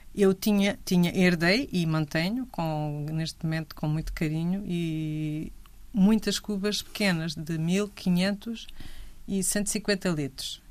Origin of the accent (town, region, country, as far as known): Grândola, Alentejo, Portugal